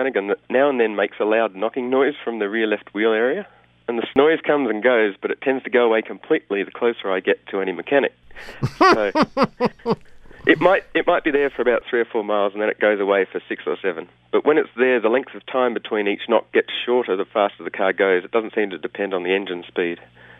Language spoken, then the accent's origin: English; East Coast, Australia; now in Berkeley, United States; Sydney, Canberra, Melbourne, all over the east coast of Australia.